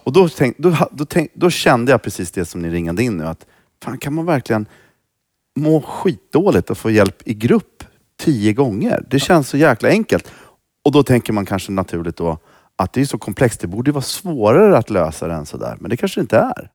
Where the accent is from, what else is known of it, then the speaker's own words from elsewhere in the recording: Stockholm, Stockholm County, Sweden; also born or lived in Rinkeby / Stureby; Jag är ju uppvuxen i Tensta